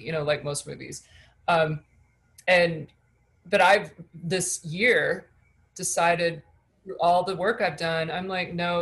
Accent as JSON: {"language": "English", "region": "Michigan", "country": "United States", "moved": "yes", "said": "I come from Michigan, you know, not a lot of money, and people don't really leave where I'm from"}